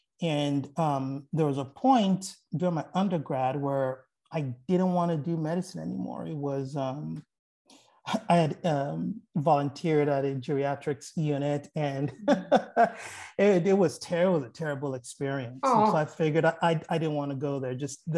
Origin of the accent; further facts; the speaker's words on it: Lower Merion, Pennsylvania, United States; born there; So for me, well, I was born in Lower Merion, Pennsylvania. Actually, that's where I was born.